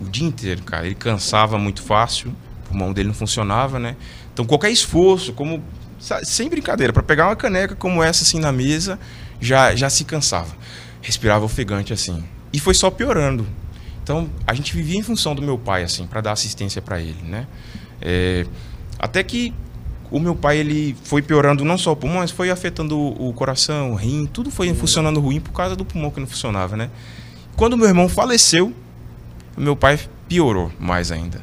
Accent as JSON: {"language": "Portuguese", "town": "Teófilo Otoni", "region": "Minas Gerais", "country": "Brazil", "tie": "born or raised there", "moved": "yes", "said": "sou é natural de Teofilotone, Minas Gerais"}